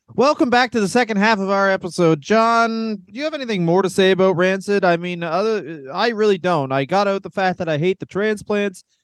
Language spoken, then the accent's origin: English; Ontario, Canada; I'm from Ontario, Canada.